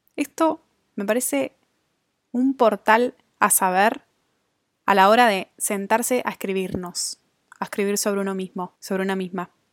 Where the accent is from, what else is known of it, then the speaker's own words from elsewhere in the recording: Argentina; moved away as an adult; also born or lived in Australia; viviendo afuera de Argentina, mi país de origen